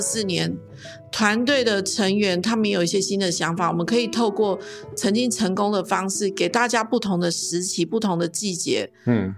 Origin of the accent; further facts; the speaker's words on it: Zhutian, Pingtung County, Taiwan; moved away as an adult; 我们的故乡竹田这个地方